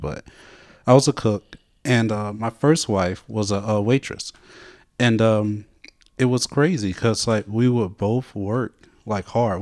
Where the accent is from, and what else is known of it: Montgomery, Alabama, United States; moved away